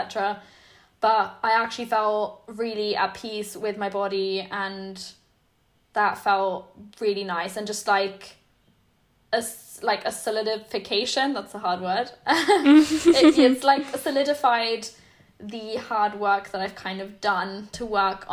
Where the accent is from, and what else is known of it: Germany; English is a second language; moved away